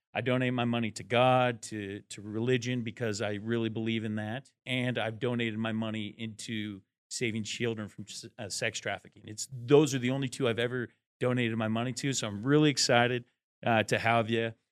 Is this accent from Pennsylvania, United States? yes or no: no; Eastern Washington, United States; We're from Washington State